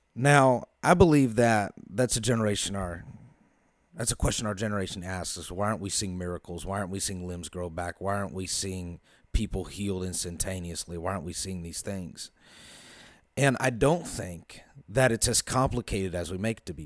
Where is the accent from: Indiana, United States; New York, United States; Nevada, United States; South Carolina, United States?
Indiana, United States; Carmel; I am from Carmel, Indiana, about twenty minutes north of Indianapolis.